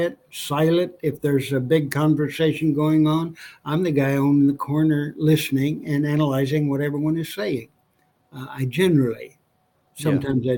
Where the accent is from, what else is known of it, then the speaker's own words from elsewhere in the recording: New Mexico, United States; My wife and I both born and raised in New Mexico.